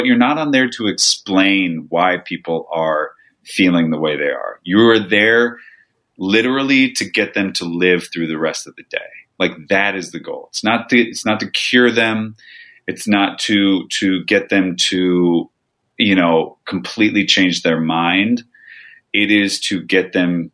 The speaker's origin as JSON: {"language": "English", "region": "Nebraska", "country": "United States", "also_born_or_lived": "Thousand Oaks, California / New York City", "moved": "as an adult", "lives_now": "California, United States", "said": "I am from Nebraska, but I went to college in Thousand Oaks, then went abroad, then went to New York"}